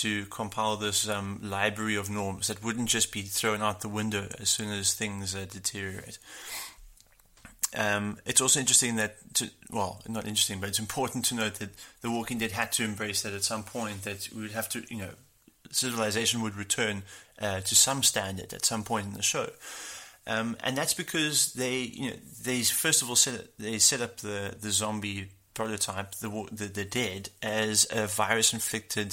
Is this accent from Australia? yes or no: no; South Africa